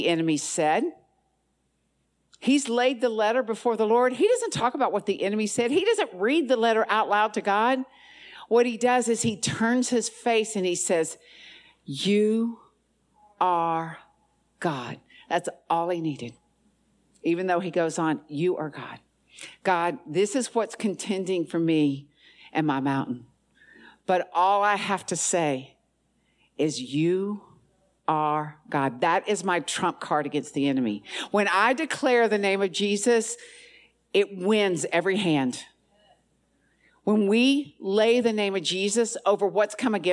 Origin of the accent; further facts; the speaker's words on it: the South, United States; I'm from the South